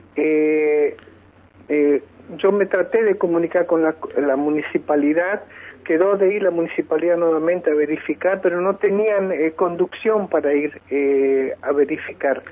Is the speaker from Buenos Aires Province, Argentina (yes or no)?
no; near Senillosa, Neuquén, Argentina; soy un ciudadano argentino, neuquino, de padres neuquinos argentino, eh, oriundo de acá de estas zona